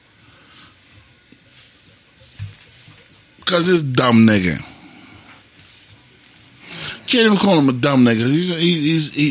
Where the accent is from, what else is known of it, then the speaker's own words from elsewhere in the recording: New York, United States; I'm from New York